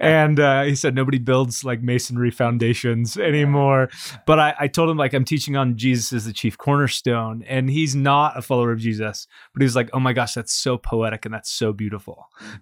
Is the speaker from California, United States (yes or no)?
yes; California, United States; me born and raised in California